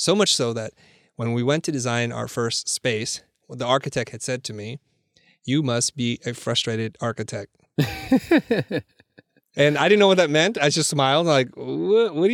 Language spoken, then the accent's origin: English; San Jose, California, United States; growing up in San Jose